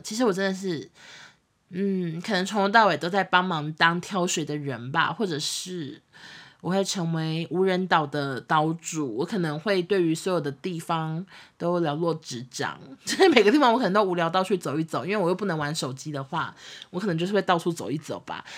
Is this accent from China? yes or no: no; Taiwan; 我们台湾这边